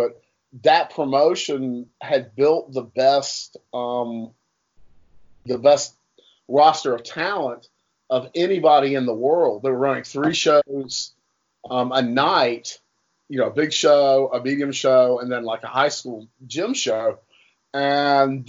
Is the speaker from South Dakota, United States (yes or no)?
no; Durham, North Carolina, United States; I grew up in Durham, North Carolina